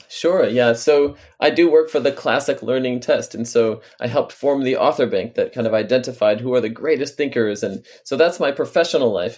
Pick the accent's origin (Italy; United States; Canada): United States; on the Canadian border, New York; also born or lived in Washington, D.C.; now in Baltimore, United States; I grew up on the Canadian border in New York